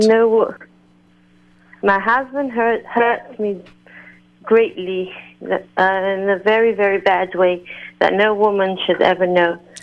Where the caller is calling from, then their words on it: London, United Kingdom; I'm actually calling from London